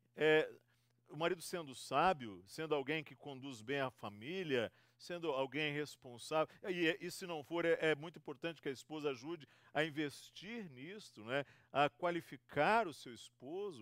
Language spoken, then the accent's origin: Portuguese; Rio de Janeiro, Brazil; also born or lived in Espírito Santo; now in São Paulo, Brazil; Eu sou fluminense, tenho uma, eh, sou do estado do Rio